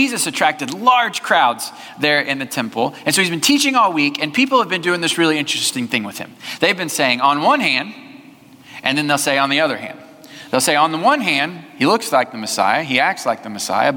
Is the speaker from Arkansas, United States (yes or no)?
no; Southwest Missouri, United States; now in Tomball, United States; I grew up in Southwest Missouri